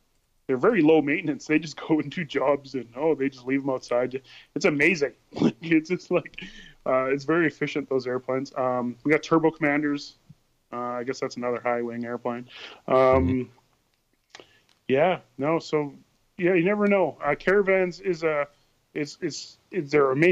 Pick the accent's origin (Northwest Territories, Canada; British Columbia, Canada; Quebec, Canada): Northwest Territories, Canada; Hay River; growing up in Hay River